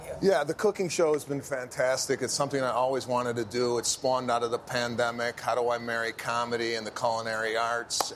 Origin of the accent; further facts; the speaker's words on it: Chicago, Illinois, United States; I'm from Chicago